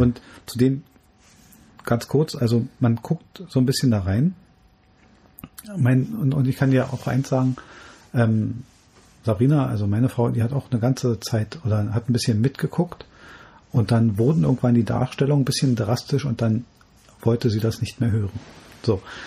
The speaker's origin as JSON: {"language": "German", "country": "Germany", "said": "bei uns in Deutschland"}